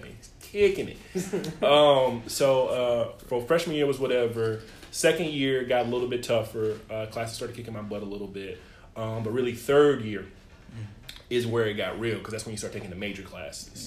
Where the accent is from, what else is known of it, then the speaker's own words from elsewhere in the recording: East St. Louis, Illinois, United States; I grew up in East St. Louis, Illinois, a single parent, but I have my grandparents